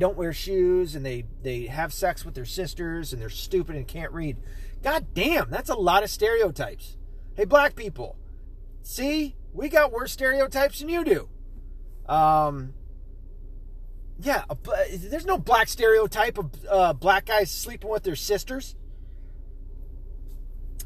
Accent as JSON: {"language": "English", "region": "Tennessee", "country": "United States", "tie": "born or raised there", "also_born_or_lived": "Arkansas", "moved": "yes", "said": "I was born in Arkansas, raised in Tennessee."}